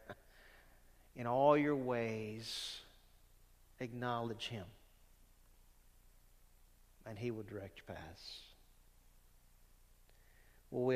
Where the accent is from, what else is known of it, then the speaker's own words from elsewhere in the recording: Louisiana, United States; when I was a young believer growing up in Louisiana